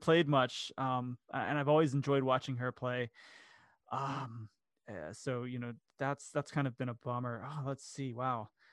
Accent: Daytona Beach, Florida, United States; I grew up in Central Florida. Um, I lived in Daytona Beach

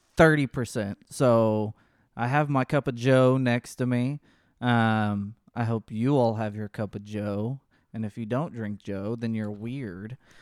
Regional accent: Texas, United States

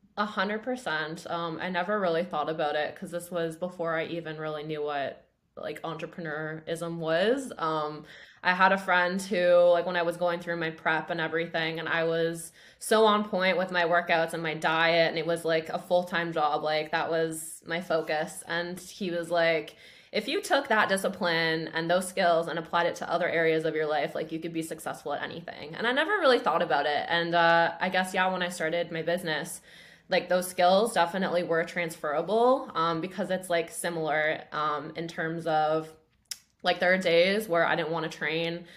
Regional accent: Grimsby, Ontario, Canada; so I grew up in Grimsby, which is a town of twenty-five thousand people, I think, uh, kind of near Niagara.

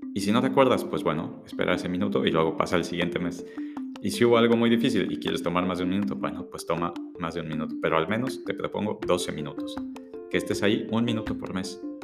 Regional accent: Mexico; éramos mexicanos

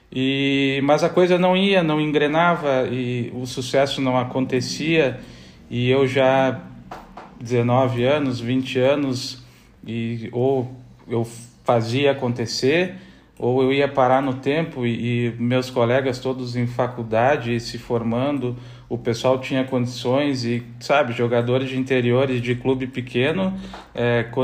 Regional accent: Bento Gonçalves, Rio Grande do Sul, Brazil; born there; Na Serra Gaúcha, eu, como eu, eu, nasci em Bento Gonçalves na época que meu pai jogava aqui no Esportivo

